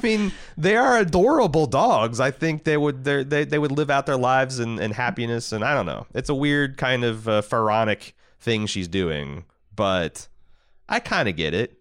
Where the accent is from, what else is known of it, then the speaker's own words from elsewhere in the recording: United States; as American